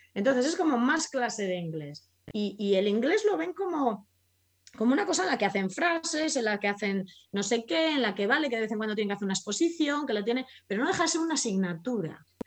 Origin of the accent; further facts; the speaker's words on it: Spain; yo soy español